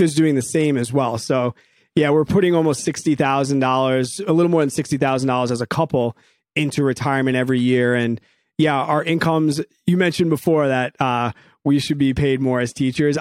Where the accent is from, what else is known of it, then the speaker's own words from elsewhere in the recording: New York, United States; also born or lived in Evanston, Illinois; came back to the good old state of New York